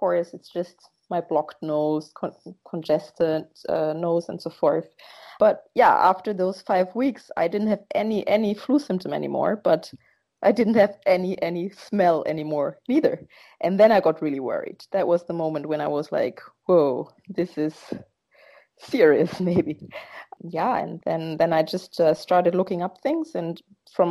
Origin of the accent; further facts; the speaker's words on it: Germany; moved away as an adult; now in Netherlands; I am born in Germany. I'm half German and half Ghanaian. My last name and my father and half of my family are Ghanaian. And I grew up in Germany